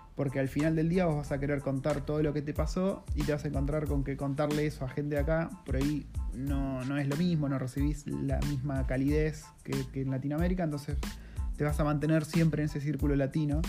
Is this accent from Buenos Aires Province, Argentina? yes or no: yes; Campana, Buenos Aires Province, Argentina; moved away as an adult; now in Wellington, New Zealand; mi ciudad natal, de Campana, en Buenos Aires